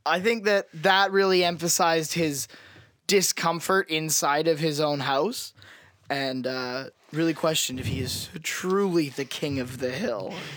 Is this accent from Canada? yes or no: yes; Canada; we are Canadian